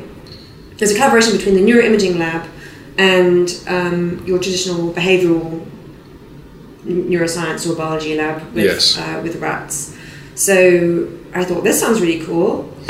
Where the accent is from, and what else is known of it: South West England, United Kingdom; born or raised there